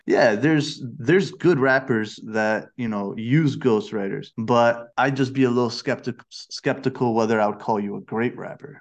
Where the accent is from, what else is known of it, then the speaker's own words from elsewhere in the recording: Rochester, New York, United States; now in Malaysia; my hometown of Rochester, New York